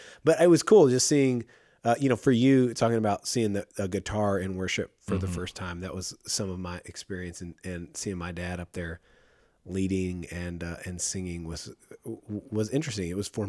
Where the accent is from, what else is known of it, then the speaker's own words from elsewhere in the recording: Midland, United States; And I remember the church I grew up in Midland